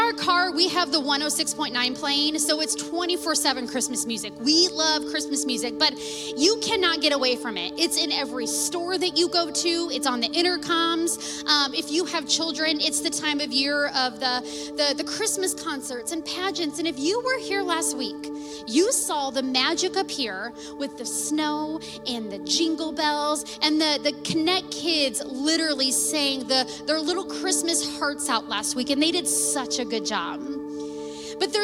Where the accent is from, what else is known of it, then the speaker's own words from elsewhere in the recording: Washington, United States; I grew up here in Washington. I was born and raised here in town